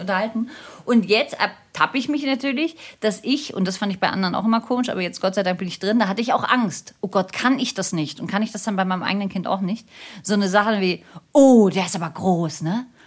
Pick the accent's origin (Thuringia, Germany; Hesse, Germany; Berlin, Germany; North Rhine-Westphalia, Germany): Berlin, Germany; also born or lived in Munich; ich komme aus Berlin und mein Mann kommt aus Berlin und viele Generationen von uns kommen aus Berlin und wir sind da sehr verwurzelt.